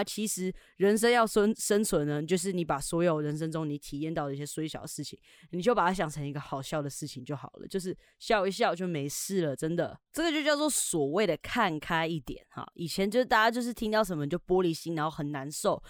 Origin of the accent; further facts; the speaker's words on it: Taiwan; 然后再加上我们台湾人呢，其实还是相对的保守啦